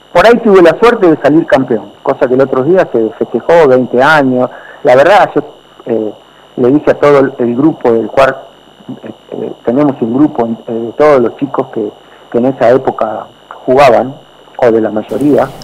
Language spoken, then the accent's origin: Spanish; Argentina; nosotros como argentinos